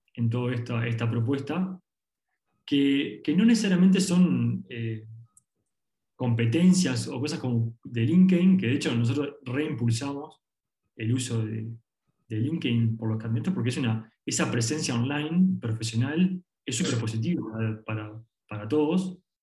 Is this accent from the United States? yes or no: no; Uruguay; arrancamos acá en Uruguay porque somos de Uruguay